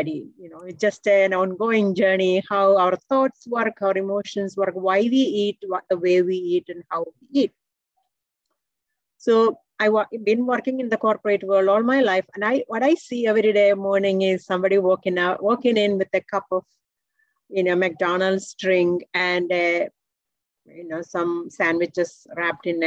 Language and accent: English; India; moved away as an adult; now in United States; I came from India, and my background is in electrical engineering